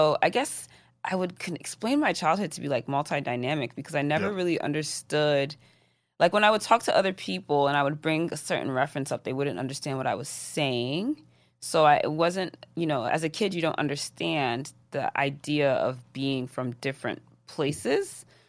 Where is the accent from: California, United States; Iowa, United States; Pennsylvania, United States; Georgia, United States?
Georgia, United States; Atlanta; But I spent most of my time growing up in Atlanta during my high school years. Mm-hmm. So I feel like those are more so the formative years of an individual. Growing up in Atlanta was great.